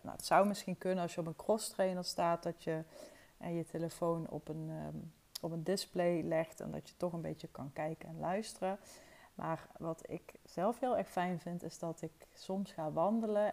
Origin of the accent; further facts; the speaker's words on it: Wessem, Limburg, Netherlands; Ik ben opgegroeid in het dorpje Wessem. Dat is echt een paar kilometer van Toorn vandaan